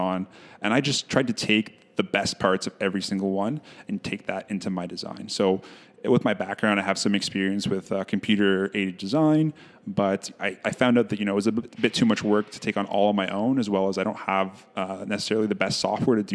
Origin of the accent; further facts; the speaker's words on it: Ottawa, Ontario, Canada; moved away as an adult; now in Winnipeg, Canada; So I grew up in Ottawa, Ontario. I recently moved to Winnipeg about 3 years ago